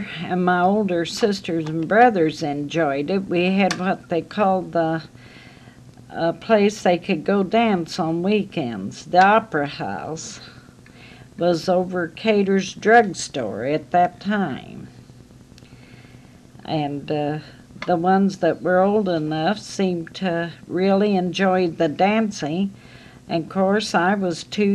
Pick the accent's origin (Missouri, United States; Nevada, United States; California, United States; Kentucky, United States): Missouri, United States; Marceline; growing up in Marceline